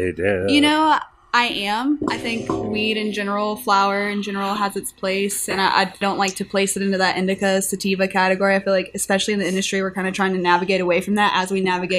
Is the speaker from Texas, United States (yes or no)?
yes; Southeast Texas, United States; born or raised there; moved away as an adult; also born or lived in Estes Park, Colorado; now in Colorado, United States